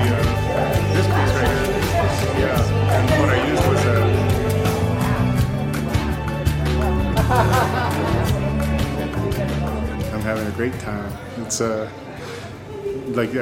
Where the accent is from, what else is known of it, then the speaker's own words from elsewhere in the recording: Jemez Pueblo, New Mexico, United States; growing up in Jemez, and just growing up in the traditional lifestyle